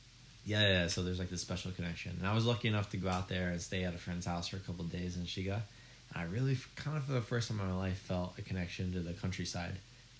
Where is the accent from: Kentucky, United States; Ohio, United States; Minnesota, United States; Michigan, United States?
Michigan, United States; moved away as an adult; now in Japan; My home state is called Michigan.